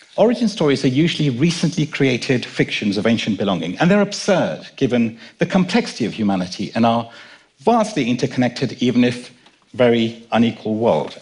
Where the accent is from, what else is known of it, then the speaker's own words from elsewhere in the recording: London, United Kingdom; also born or lived in Kenya; My dad and I were born in Kenya, and I was brought up in London